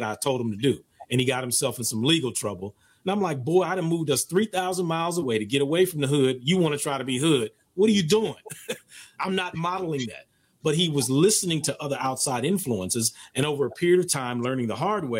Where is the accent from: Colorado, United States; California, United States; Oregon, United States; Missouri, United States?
California, United States; Oakland; moved away as an adult; also born or lived in East Coast; I moved to the East Coast from Oakland in 83 to go to college